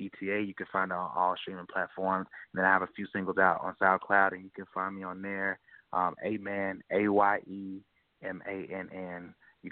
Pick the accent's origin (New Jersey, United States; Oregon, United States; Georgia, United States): Georgia, United States; Atlanta; now in Orlando, United States; I am originally from Atlanta, Georgia